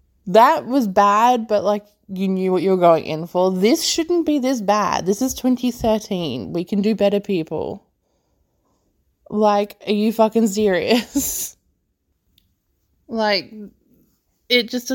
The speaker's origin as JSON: {"language": "English", "country": "Australia"}